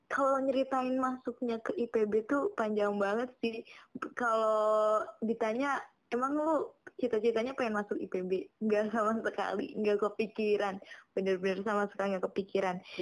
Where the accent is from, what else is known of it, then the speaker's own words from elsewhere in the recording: Kebumen, Central Java, Indonesia; karena gue dari Kebumen ya. Itu tuh Kebumen asal lo tau tuh Kebumen tuh kabupaten termiskin di Jawa Tengah.